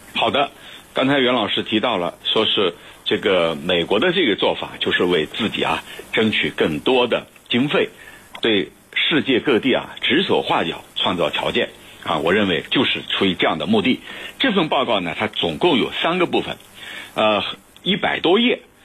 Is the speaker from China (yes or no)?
yes; China; 我们中国人